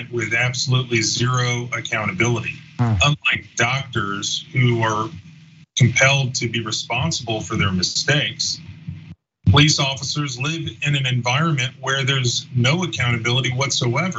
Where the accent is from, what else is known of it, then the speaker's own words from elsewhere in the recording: Florida, United States; I grew up in Florida